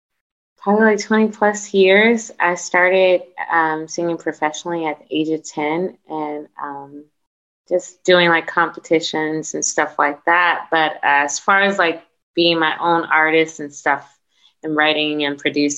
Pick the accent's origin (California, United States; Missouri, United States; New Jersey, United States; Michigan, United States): California, United States; Los Angeles; I'm a singer-songwriter from LA. I'm born and raised